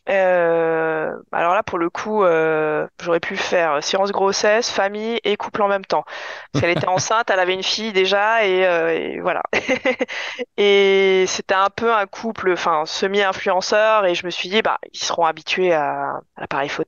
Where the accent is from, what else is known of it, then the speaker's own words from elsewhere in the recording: Épinal, Grand Est, France; born there; je suis née à Épinal, donc euh, vraiment